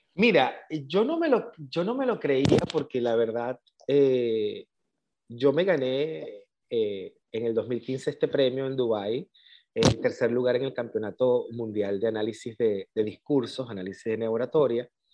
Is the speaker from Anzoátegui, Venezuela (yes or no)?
yes; El Tigre, Anzoátegui, Venezuela; also born or lived in San Fernando, Trinidad and Tobago / Caracas, Venezuela; Yo digo que yo soy del Tigre, Estado Anzuategui, Venezuela.